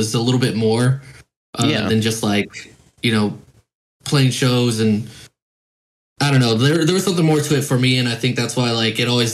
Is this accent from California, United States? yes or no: no; Temple, Texas, United States; also born or lived in Dallas, Texas; Texas, born and raised. I was born in Dallas, but I was raised in Temple, Texas